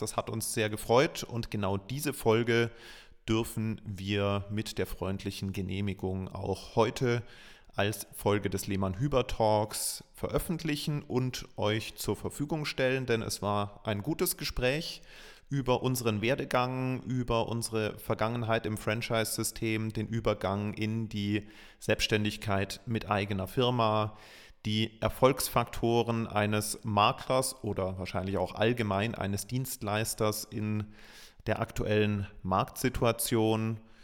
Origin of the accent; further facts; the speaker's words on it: Munich, Bavaria, Germany; bin gebürtiger Münchner